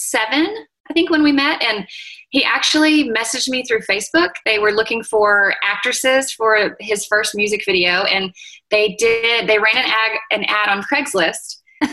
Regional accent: Fort Worth, Texas, United States; also born or lived in Round Rock; now in Georgetown, United States; I've grown up in Texas my whole life. He's from Dallas. I'm from Fort Worth.

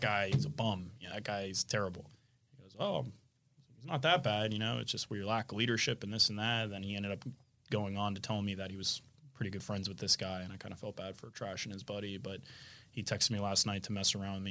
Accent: Florida Keys, United States; growing up in the Keys

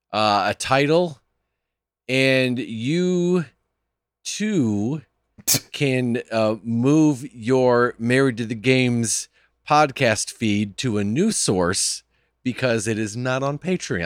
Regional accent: Midwest, United States; As a Midwesterner, I love that he said pop.

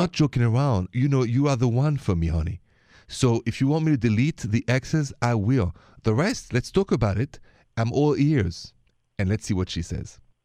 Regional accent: Paris, Île-de-France, France; accent: French; now in United States; My accent is French. I'm from Paris, but I live here, work here, and love being an American citizen.

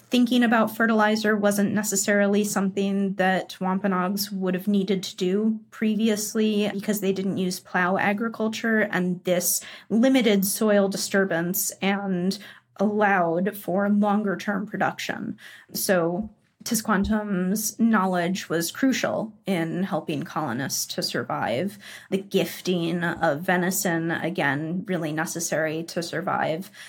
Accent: United States; moved away as an adult; also born or lived in Texas; I'm American

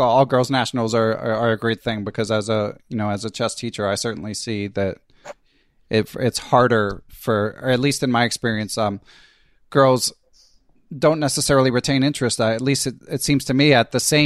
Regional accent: Philadelphia, Pennsylvania, United States; I grew up in Philly

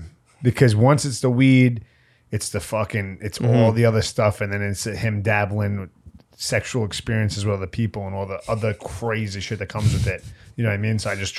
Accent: New York City, New York, United States; we were born and raised in the Bronx.

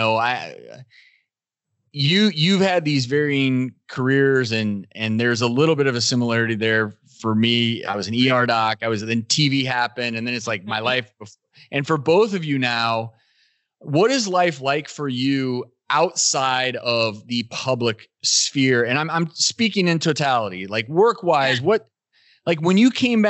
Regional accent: Colorado, United States; moved away; moved to back to where I was born in Colorado

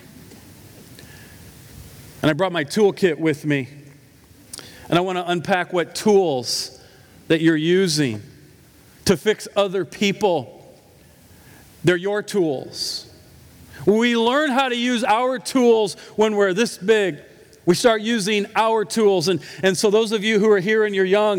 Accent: Iowa, United States; I'm from Iowa

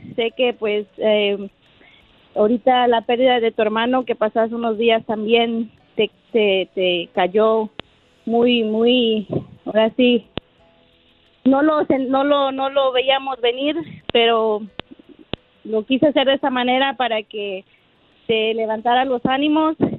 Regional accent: Paso del Macho, Veracruz, Mexico; moved away; originalmente soy de Veracruz, de allá de, de eh, pasó del macho Veracruz

